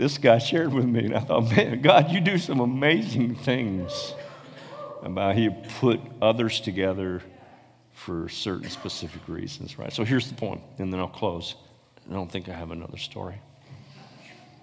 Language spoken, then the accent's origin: English; Paw Paw, Michigan, United States; I was born in Paw Paw, Michigan.